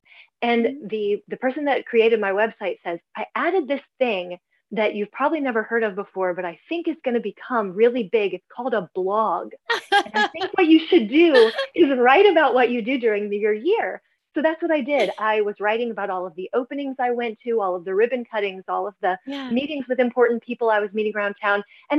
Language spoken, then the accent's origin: English; Lexington, Kentucky, United States; born there; also born or lived in Louisville / Frankfort; I was born in Lexington, but lived in Louisville and Frankfurt.